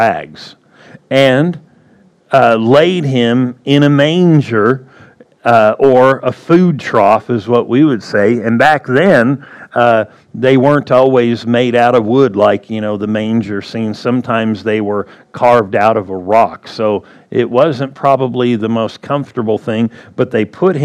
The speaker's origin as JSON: {"language": "English", "region": "Southern California", "country": "United States", "tie": "born or raised there", "moved": "yes", "lives_now": "Arizona, United States", "said": "I was born in Southern California"}